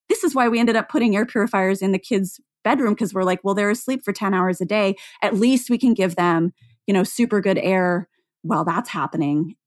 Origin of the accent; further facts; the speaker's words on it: Seattle, Washington, United States; growing up in Seattle